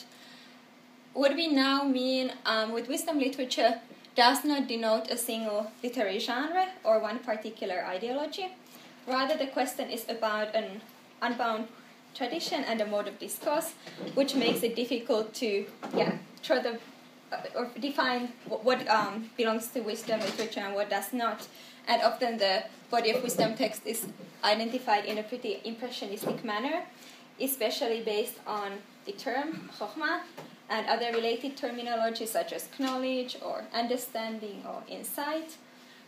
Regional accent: Helsinki, Uusimaa, Finland; also born or lived in Manchester / New Haven / Jerusalem; I come from Helsinki

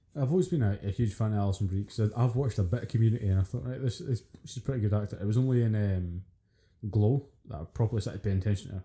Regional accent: Scotland, United Kingdom; being Scottish

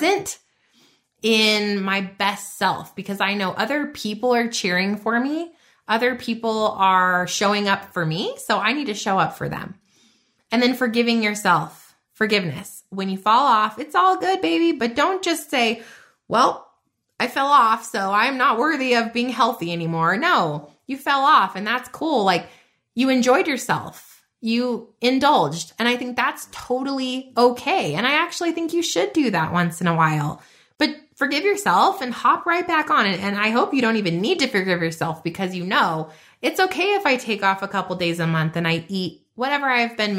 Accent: New Mexico, United States; I'm from New Mexico

